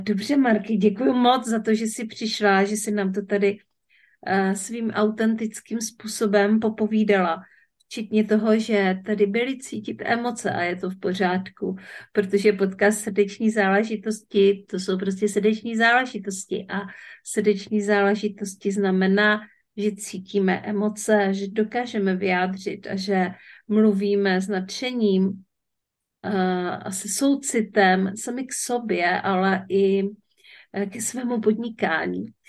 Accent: Ostrava, Moravian-Silesian Region, Czechia; moved away; also born or lived in Opava District; já jsem se narodila v Ostravě, mm-hmm. nejsem, nejsem z Ostravy, nevysíláme teďka z Ostravy, nemáme to k sobě tak blízko, ale v každém případě eh, pocházím ze Severní Moravy

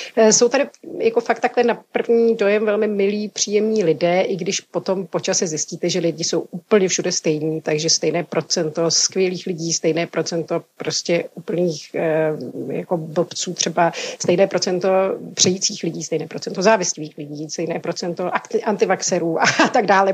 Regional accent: Bohemia, Czechia; moved away as an adult; now in Corfu, Greece; já jsem byla zvyklá z Čech mít hodně kamarádů mezi muži

